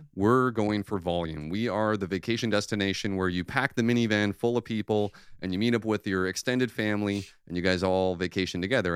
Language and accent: English; Michigan, United States; now in Orlando, United States; I grew up in Michigan